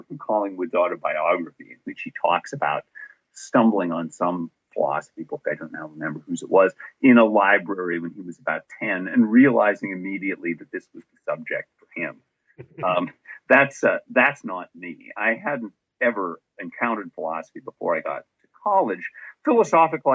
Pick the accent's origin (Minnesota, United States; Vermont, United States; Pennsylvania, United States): Pennsylvania, United States; Erie; I was born in Erie, Pennsylvania, and I had a not particularly intellectual or philosophical upbringing.